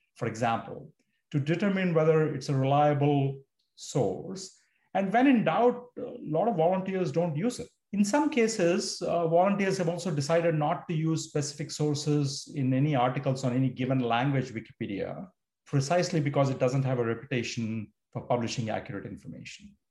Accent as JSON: {"language": "English", "country": "India", "tie": "born or raised there", "moved": "as an adult", "lives_now": "United States", "said": "I grew up in India. I moved to the US to study"}